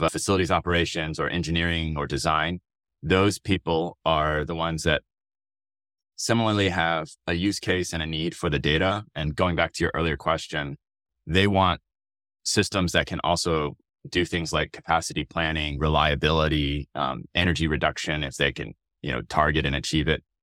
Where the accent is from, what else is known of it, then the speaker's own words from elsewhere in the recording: Austin, Texas, United States; moved away as an adult; also born or lived in Stanford, California; I was born and raised in Austin, Texas